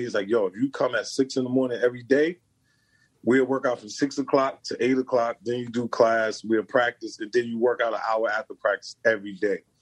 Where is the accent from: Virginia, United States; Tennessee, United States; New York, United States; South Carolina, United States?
New York, United States; New York City; also born or lived in New Jersey; I was born in Brooklyn